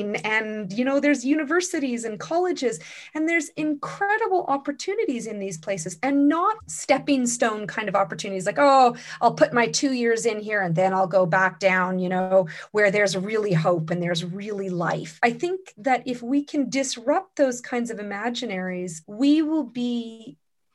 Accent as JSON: {"language": "English", "town": "Port Clements", "region": "British Columbia", "country": "Canada", "tie": "born or raised there", "also_born_or_lived": "Queen Charlotte City, British Columbia", "said": "I grew up on Haida Gwaii in Port Clements"}